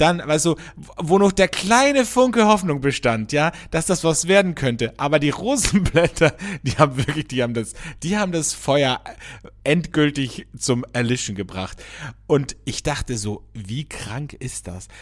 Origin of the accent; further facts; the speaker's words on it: Austria; hier bei uns in Österreich